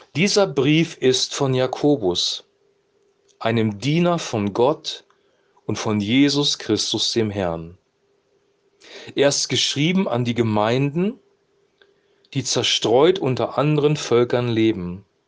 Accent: Germany; wir jetzt hier in Deutschland als Deutscher leben

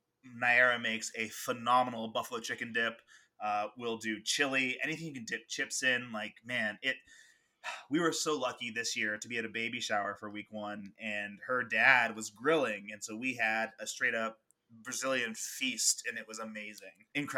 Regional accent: West Coast, United States; now in East Coast, United States; growing up on the West Coast

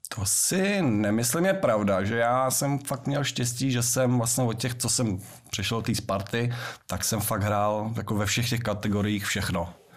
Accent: Prague, Czechia; also born or lived in Liberec; u nás na Brandově

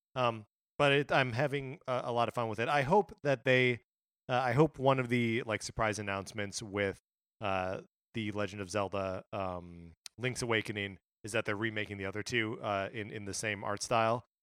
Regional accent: Kenosha, Wisconsin, United States; just outside my hometown, or in my hometown.

